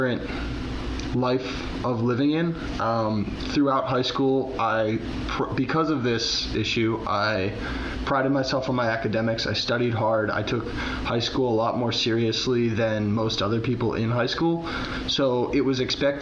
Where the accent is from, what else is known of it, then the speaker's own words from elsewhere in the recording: Philadelphia, Pennsylvania, United States; So I grew up very close to Philadelphia.